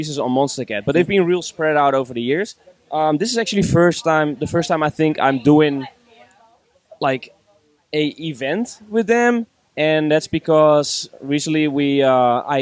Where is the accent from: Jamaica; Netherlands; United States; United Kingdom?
Netherlands; moved away as an adult; now in Barcelona, Spain; back in my hometown, being teenagers and hip hop being in a real good time at the time in Holland